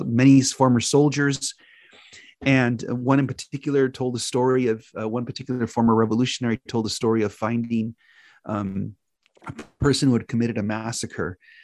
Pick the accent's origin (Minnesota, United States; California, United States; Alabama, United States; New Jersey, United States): California, United States; Los Angeles; I grew up in various parts of Southern California, first and foremost in East Hollywood, which was where I was born